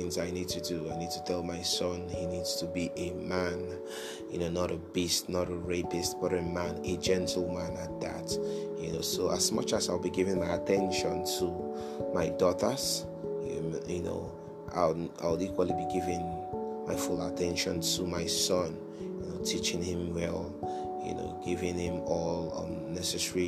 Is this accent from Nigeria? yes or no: yes; Nigeria; moved away; my home country, Nigeria